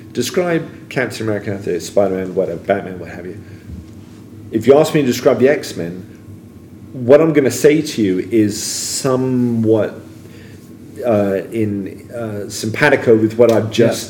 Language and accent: English; England, United Kingdom; You know, I was an American kid growing up in England.